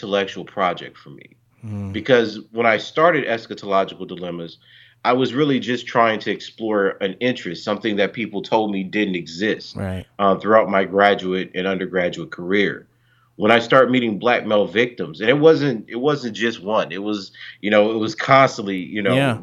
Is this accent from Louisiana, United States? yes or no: yes; Louisiana, United States; I grew up in Louisiana in the South